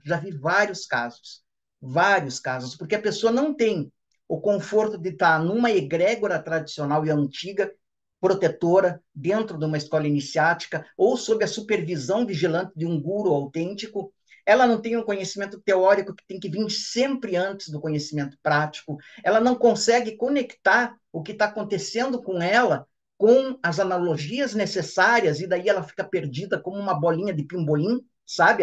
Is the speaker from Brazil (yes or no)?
yes; Ponta Grossa, Paraná, Brazil; minha cidade natal de Ponta Grossa, no Paraná